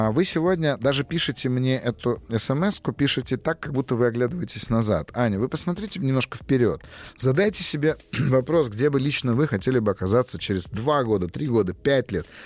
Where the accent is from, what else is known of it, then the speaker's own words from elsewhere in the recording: Saint Petersburg, Russia; Здравствуйте, Я из Санкт-Петербурга.